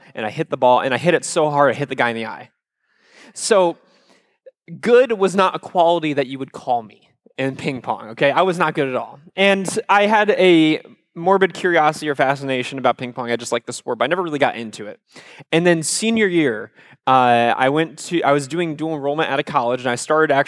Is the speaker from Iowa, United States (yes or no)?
yes; Iowa, United States; I am from Iowa